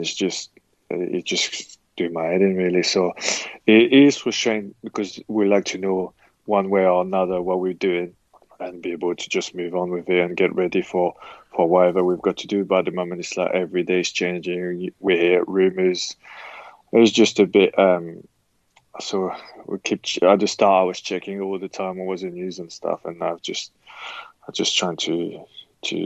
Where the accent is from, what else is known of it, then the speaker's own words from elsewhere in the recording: Le Havre, Normandy, France; moved away as an adult; also born or lived in England; my hometown school, Le Havre